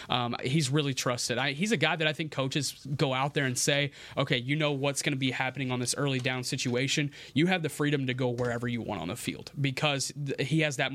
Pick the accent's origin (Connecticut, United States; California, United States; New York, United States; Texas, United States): Texas, United States; Chapel Hill; I grew up in Chapel Hill, Texas, which is 10 minutes down the street from White House, Texas